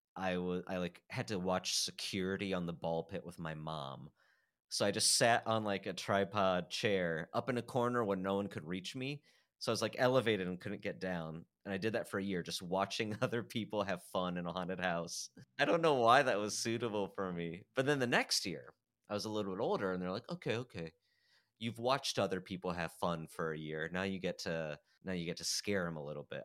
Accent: Fort Wayne, Indiana, United States; I grew up in Fort Wayne, Indiana

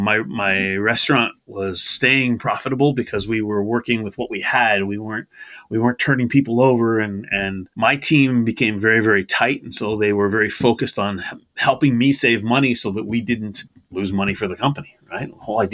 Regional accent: Massachusetts, United States; born there; I was born in Massachusetts, and I was born to a parent who moved around a fair bit.

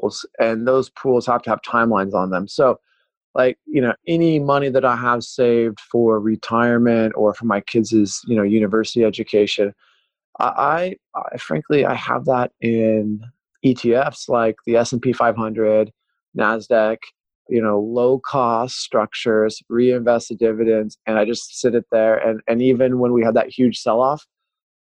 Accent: Pacific Northwest, United States; growing up in the Pacific Northwest

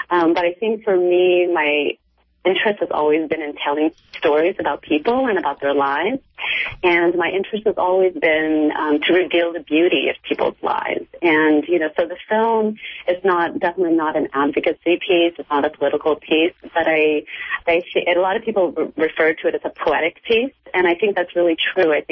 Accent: Cambodia; born there; I was born in Cambodia, and um, I was born during the Khmer Rouge regime.

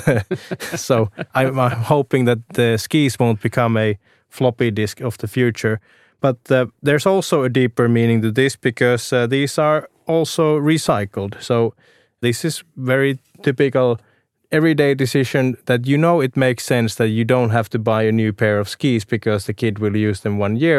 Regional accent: Lapland, Finland; I'm actually from Lapland myself, and cross-country skiing has always been close to my heart.

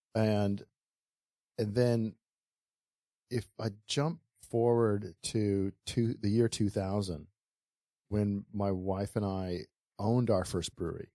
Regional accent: Honolulu, Hawaii, United States; also born or lived in Bay Area, California / Kailua, Hawaii; growing up in Waikiki, we ha, we lived on a boat

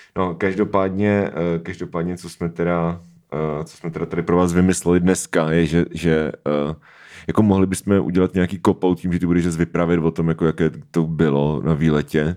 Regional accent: Svitavy, Pardubice Region, Czechia; když jsem byl malý, tak ve Světavách bylo autorské čtení s Petrem Šabachem

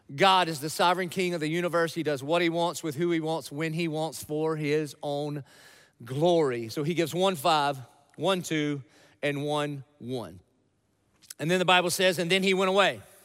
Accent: Dillon, South Carolina, United States; I grew up in Dillon, South Carolina

